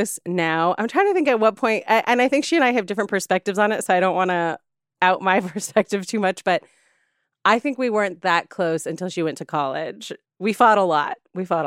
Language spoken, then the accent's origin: English; San Juan, Puerto Rico; moved away; also born or lived in California; I grew up in San Juan on the coast in a city, in a part of San Juan called Condado